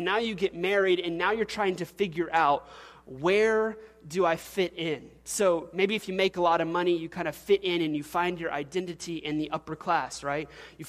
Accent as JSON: {"language": "English", "region": "Louisiana", "country": "United States", "said": "and I'm an oil-filled guy, and I'm from South Louisiana, and I drive a big truck, and that's my identification."}